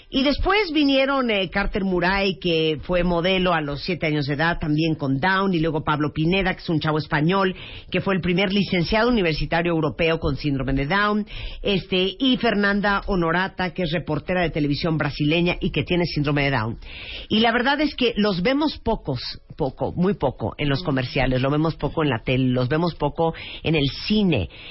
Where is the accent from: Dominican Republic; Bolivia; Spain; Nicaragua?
Nicaragua; yo soy nicaragüense